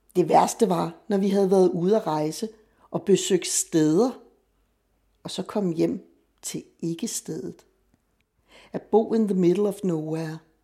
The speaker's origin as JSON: {"language": "Danish", "town": "Copenhagen", "region": "Capital Region of Denmark", "country": "Denmark", "tie": "born or raised there", "said": "jeg er født og opvokset i Vanløse og har boet der sammenlagt femogtredive år af mit liv"}